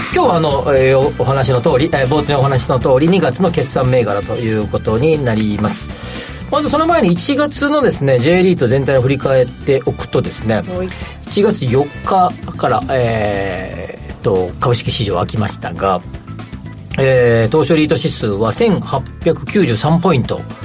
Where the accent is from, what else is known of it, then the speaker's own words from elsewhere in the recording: Kansai, Japan; 僕も関西出身